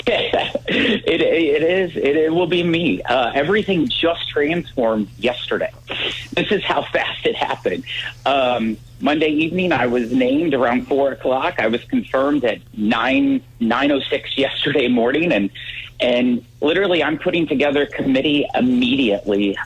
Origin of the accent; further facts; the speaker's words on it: Salem, Missouri, United States; I grew up in Salem. I live on my fourth generation family farm